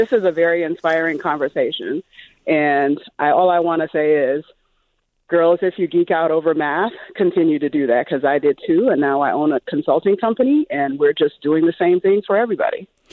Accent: Liberia; moved away; also born or lived in Minnesota; I grew up, um, in Liberia, West Africa

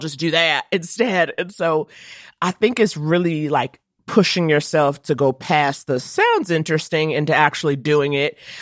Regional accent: New York City, New York, United States; I grew up in Harlem

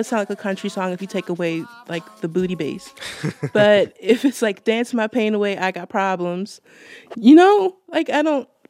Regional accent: Baltimore, Maryland, United States; I'm from Baltimore.

